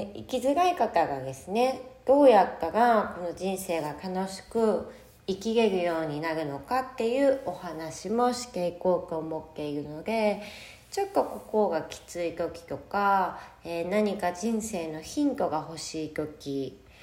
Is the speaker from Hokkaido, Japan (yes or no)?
yes; Sapporo, Hokkaido, Japan; moved away as an adult; now in Miyakojima, Japan; 生まれも育ちも北海道の札幌で育ちました。